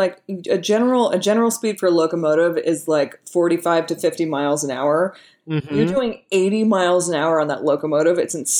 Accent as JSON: {"language": "English", "region": "Northern California", "country": "United States", "tie": "born or raised there", "said": "I grew up in Northern California, maybe 40 minutes away from where they shot Back to the Future 3, like those Western scenes."}